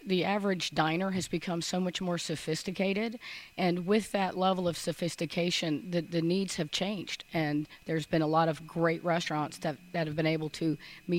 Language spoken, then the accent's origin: English; Tampa, Florida, United States; the region that I live in and the region that I was born in. So I was born in Ybor City. I grew up in Tampa